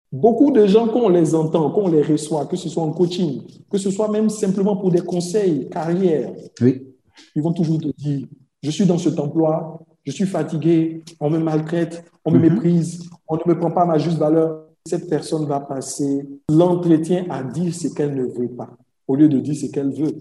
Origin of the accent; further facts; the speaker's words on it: Côte d’Ivoire; je suis ivoirien et je vis en Côte d'Ivoire